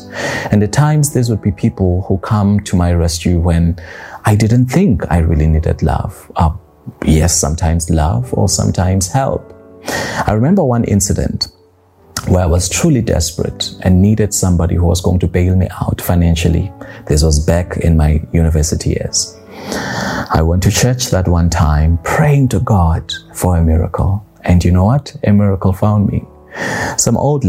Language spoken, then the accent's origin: English; South Africa; moved away as an adult; now in Dubai, United Arab Emirates; I just left my home country, South Africa, and moved to Dubai.